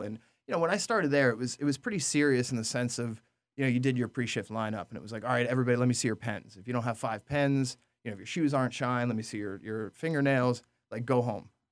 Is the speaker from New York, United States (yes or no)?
yes; Orange County, New York, United States; also born or lived in New Jersey; I grew up in, in Orange County, New York